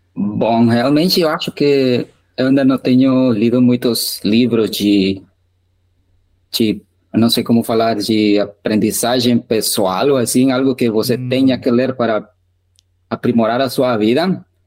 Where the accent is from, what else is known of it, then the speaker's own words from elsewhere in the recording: Guatemala; first language Spanish; Portuguese is a second language; eu sou da Guatemala, eu ainda moro aqui